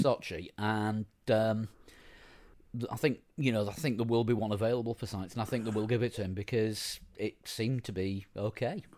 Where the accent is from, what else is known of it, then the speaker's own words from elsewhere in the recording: Yorkshire and the Humber, United Kingdom; I'm a Yorkshireman.